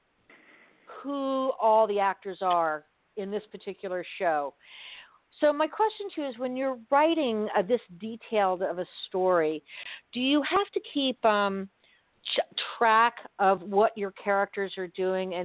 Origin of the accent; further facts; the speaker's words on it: Miami, Florida, United States; I've lived in Florida all my life. I grew up in Miami.